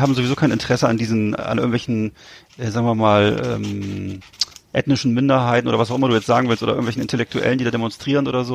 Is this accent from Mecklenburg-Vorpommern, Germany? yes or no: yes; Mecklenburg-Vorpommern, Germany; Hier bei uns in MV